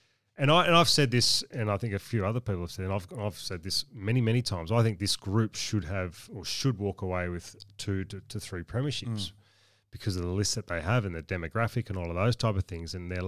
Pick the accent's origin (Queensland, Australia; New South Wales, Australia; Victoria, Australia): New South Wales, Australia; Wagga Wagga; I was from Wagga